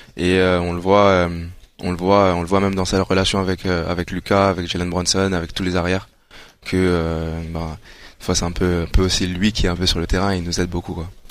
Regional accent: Rwanda; moi je suis rwandais

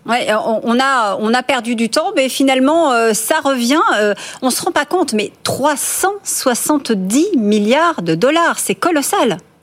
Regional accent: France; ici chez nous en France

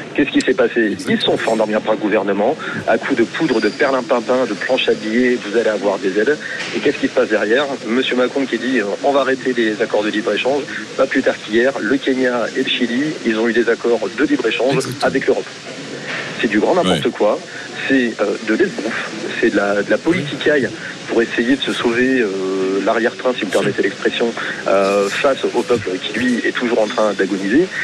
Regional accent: Hauts-de-France, France; born or raised there; now in Béziers, France

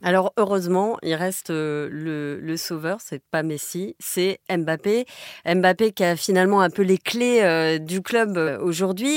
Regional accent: France; chez nous, en France

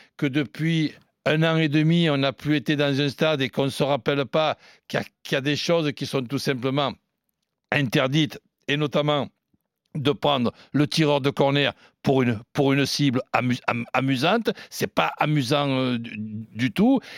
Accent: Marseille, Provence-Alpes-Côte d'Azur, France; je suis né à Marseille

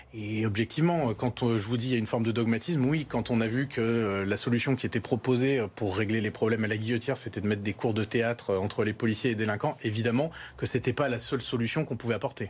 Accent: Lyon, Auvergne-Rhône-Alpes, France; avec Pascal Blache, euh, on est lyonnais, on a cet amour de Lyon

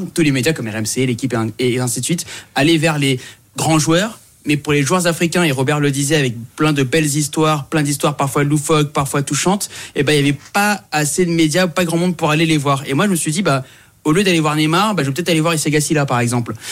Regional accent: Saint-Denis, Île-de-France, France; je viens de Saint-Denis à la base. Euh, je suis né là-bas, j'habite toujours là-bas, lycée Sugère

